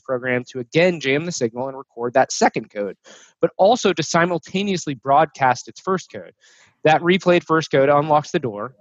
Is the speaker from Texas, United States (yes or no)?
yes; North Texas suburbia, United States; moved away as an adult; also born or lived in Italy; growing up in North Texas suburbia